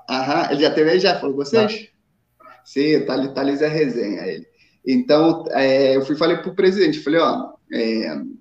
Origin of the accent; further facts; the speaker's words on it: São João de Meriti, Rio de Janeiro, Brazil; born there; also born or lived in Itaguaí; eu nasci em São João de Meriti, mas é, morei em, em Itaguaí.